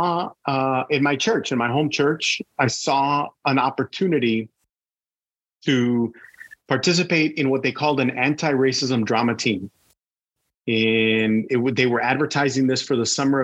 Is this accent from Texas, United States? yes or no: yes; Brownsville, Texas, United States; moved away as an adult; now in College Station, United States; I was born and raised in Brownsville, Texas. So I'm from the Valley.